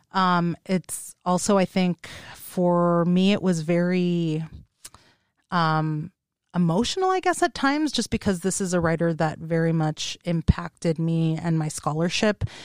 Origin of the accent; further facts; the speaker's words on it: Los Angeles, California, United States; moved away; I am from the Los Angeles area